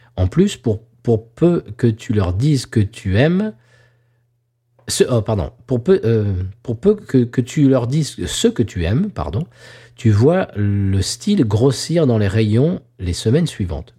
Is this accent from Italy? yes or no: no; Claye-Souilly, Île-de-France, France; moved away; also born or lived in Lagny-sur-Marne; Je suis né à Lagny-sur-Marne, monsieur, mhm. et là, je suis allé au collège de Clé-Souilly, le collège des Tilleuls